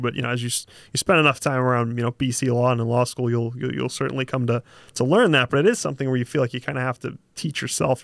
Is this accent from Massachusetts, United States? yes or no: yes; Boston, Massachusetts, United States; accent: Boston; if the accent doesn't just completely give it away, I'm from Boston. Uh, my family's from Boston, you know, grew up in the, uh, sort of real estate construction industry.